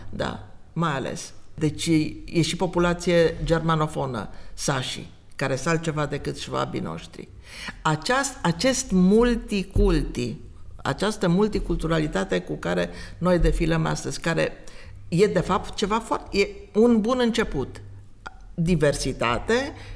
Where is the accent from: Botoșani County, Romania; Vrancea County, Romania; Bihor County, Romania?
Bihor County, Romania; Oradea; now in Timișoara, Romania; eu sunt din Oradea, da, am secole, era să zic, de ședere în Timișoara